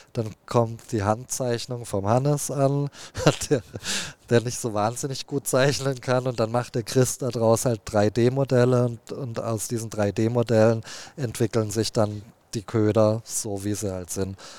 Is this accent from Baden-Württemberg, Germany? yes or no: yes; Heilbronn, Baden-Württemberg, Germany; ich bin ja in Baden-Württemberg am Neckar groß geworden, äh, in Heilbronn